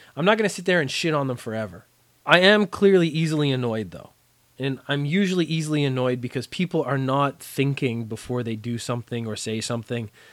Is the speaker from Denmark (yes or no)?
no; Canada; moved away as an adult; now in Japan; I learned French for most of my education in Canada, as most Canadian kids do.